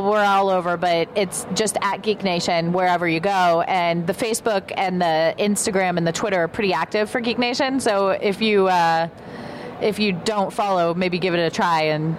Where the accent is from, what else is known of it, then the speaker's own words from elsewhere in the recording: Ohio, United States; moved away; I grew up in Ohio